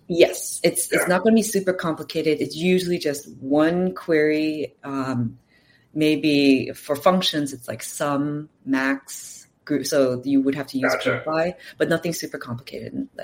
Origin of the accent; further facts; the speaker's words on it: California, United States; also born or lived in Los Angeles; now in New York City, United States; I am from California, so I have family here